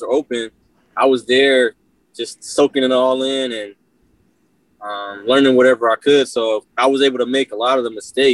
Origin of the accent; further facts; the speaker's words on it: Inglewood, California, United States; I grew up in Inglewood, moved around a little bit, but born and raised